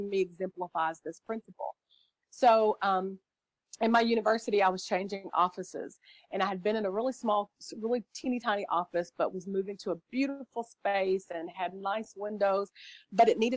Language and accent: English; the South, United States; I'm from the South, so our children say yes, ma'am, and no, ma'am